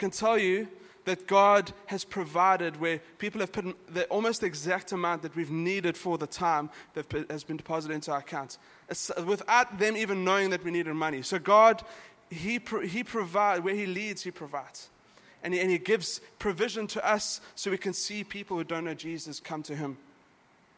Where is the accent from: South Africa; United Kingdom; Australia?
South Africa; now in Dubai, United Arab Emirates; I'm from South Africa, but we grew up with a really strong Christian culture. It's in our schools